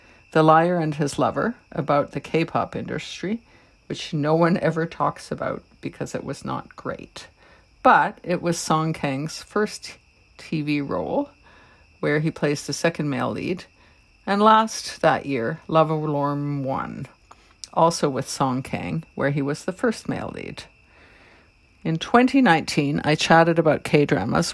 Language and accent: English; Toronto, Ontario, Canada; I'm from Toronto, Canada